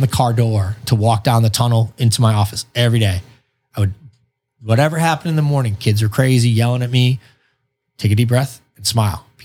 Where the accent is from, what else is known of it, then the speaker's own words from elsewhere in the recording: Boston, Massachusetts, United States; moved away; I came from Boston where like, you go to a bar just to debate your buddies all night.